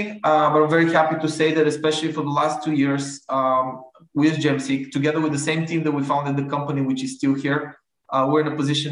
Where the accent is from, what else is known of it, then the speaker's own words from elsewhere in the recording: Bulgaria; I'm from Bulgaria, where the big part of operations are located.